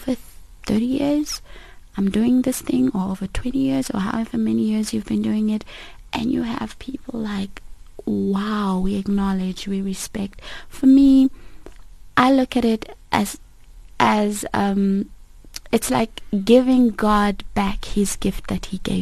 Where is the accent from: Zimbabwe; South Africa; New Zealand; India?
South Africa; I was born and raised in South Africa with Mozambican parents and family